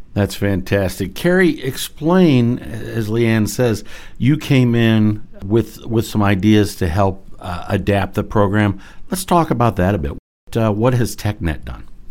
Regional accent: Medina, Ohio, United States; I grew up in Medina.

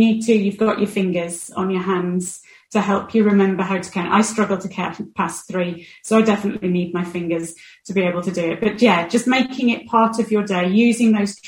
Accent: United Kingdom; we're too British about it.

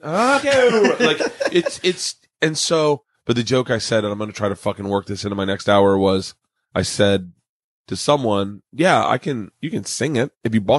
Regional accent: the South, United States; I love T.I. because I came from the South.

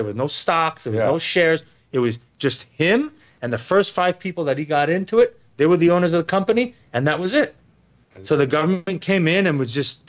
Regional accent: New York City, New York, United States; moved away; I'm from New York City originally, right?

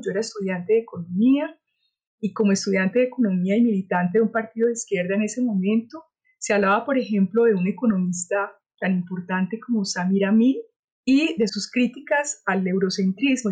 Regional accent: Cali, Valle del Cauca, Colombia; nací en Cali

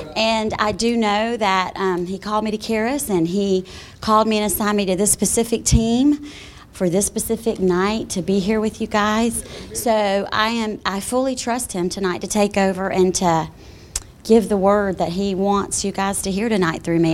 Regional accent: South Carolina, United States; moved away as an adult; now in Colorado, United States; I am from South Carolina originally. Been there all my life

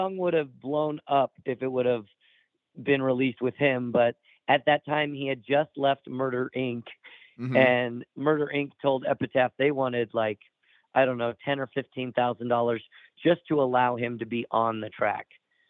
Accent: Utah, United States; You growing up in Utah, you know, I had that Mormon background.

